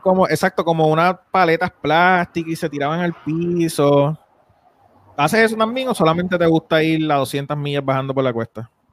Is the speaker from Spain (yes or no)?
no; Isabela, Puerto Rico; yo soy de Isabela